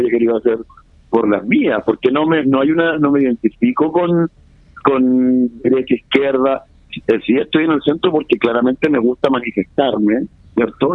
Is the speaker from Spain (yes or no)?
no; Chile; somos los chilenos